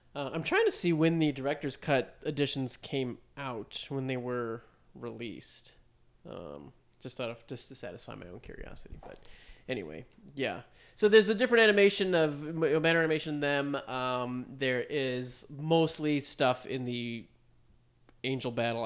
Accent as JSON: {"language": "English", "country": "United States", "said": "we are dumb American"}